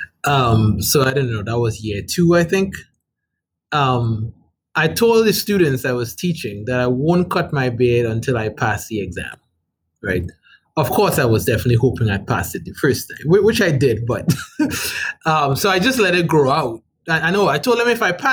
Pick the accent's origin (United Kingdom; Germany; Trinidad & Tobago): Trinidad & Tobago; now in Rhode Island, United States; I'm from the Republic of Trinidad and Tobago. That's where I'm from.